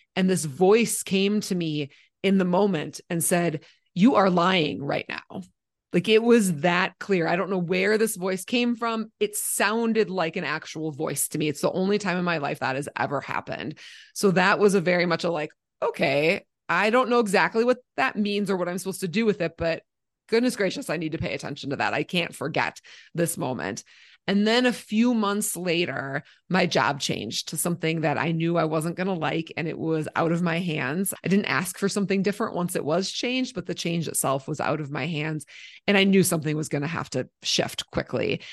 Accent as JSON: {"language": "English", "region": "Minnesota", "country": "United States", "tie": "born or raised there", "moved": "yes", "lives_now": "Colorado, United States", "said": "I grew up in Minnesota"}